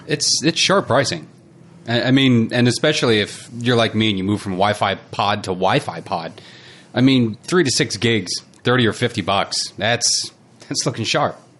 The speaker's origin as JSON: {"language": "English", "country": "United States", "moved": "yes", "lives_now": "New Zealand", "said": "am American"}